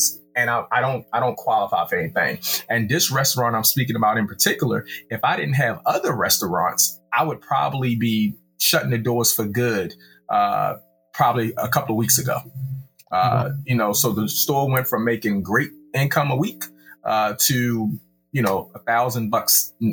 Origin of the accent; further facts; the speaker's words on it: Baltimore, Maryland, United States; I am from Baltimore City.